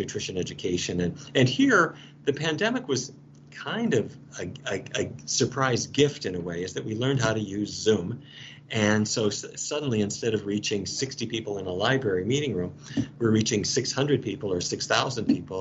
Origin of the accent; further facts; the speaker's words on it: Fargo, North Dakota, United States; I grew up in Fargo, North Dakota